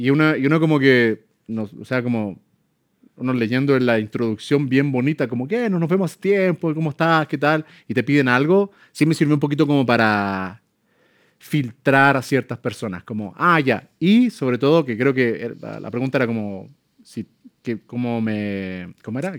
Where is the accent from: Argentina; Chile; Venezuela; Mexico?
Chile; moved away; Yo amo mi país